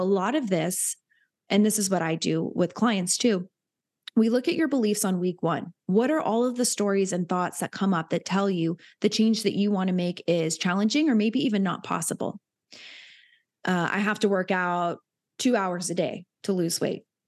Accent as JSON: {"language": "English", "town": "Hilton Head", "region": "South Carolina", "country": "United States", "tie": "born or raised there", "said": "I grew up in Hilton Head, which is a very wealthy area"}